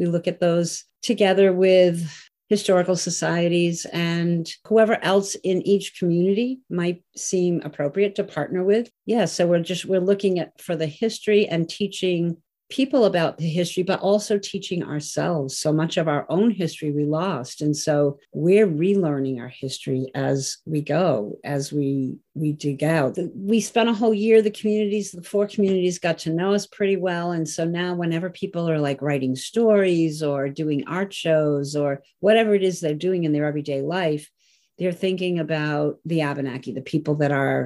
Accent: Peterborough, New Hampshire, United States; I was born in Peterborough, and I live near Lake Massasikam

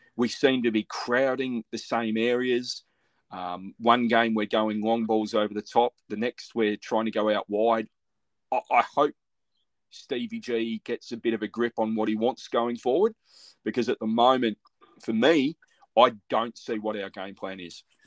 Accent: Melbourne, Victoria, Australia; I grew up in Melbourne

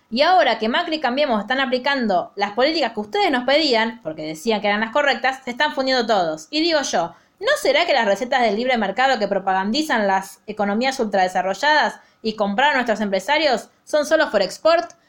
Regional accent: Argentina

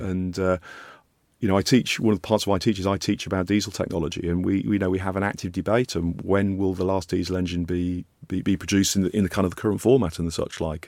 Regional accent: Yorkshire and the Humber, United Kingdom; moved away; I grew up in Yorkshire

